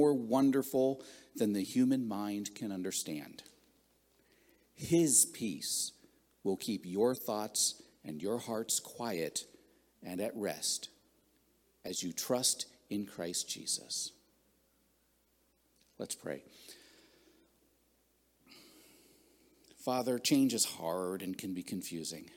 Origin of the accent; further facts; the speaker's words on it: southwestern Pennsylvania, United States; now in Ohio, United States; I grew up in southwestern Pennsylvania.